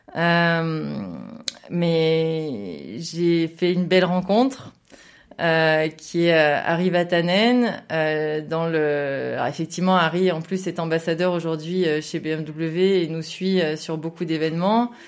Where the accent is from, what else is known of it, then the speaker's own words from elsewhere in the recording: Saint-Étienne, Auvergne-Rhône-Alpes, France; je viens d'une région qui, euh, qui, aime beaucoup la voiture et qui a aussi des routes qui permettent de rouler, qui est un peu euh, dans le centre, effectivement, c'est la région de Saint-Étienne, j'en suis plutôt fière